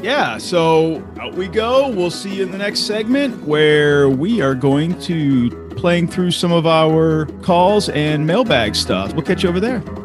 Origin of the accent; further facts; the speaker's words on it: United States; as an American